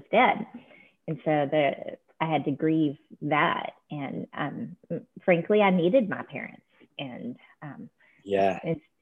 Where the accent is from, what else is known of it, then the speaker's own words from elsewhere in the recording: Texas, United States; I was born in Texas